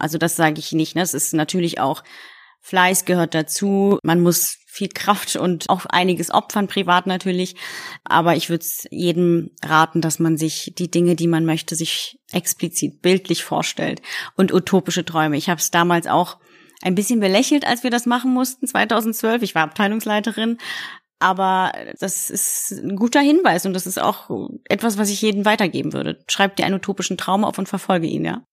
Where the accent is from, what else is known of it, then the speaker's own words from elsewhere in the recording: Berlin, Germany; also born or lived in Poznań, Poland; geboren in Polen, in der wunderschönen Stadt Posen, aufgewachsen in Deutschland